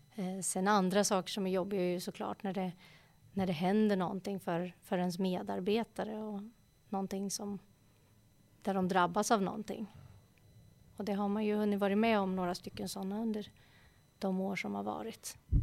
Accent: Eskilstuna, Södermanland, Sweden; Jag är ju uppvuxen här i Eskilstuna, eller strax utanför Eskilstuna, på en, en liten gård

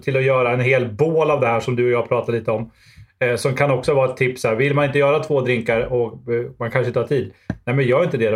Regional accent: Sweden; som svensk

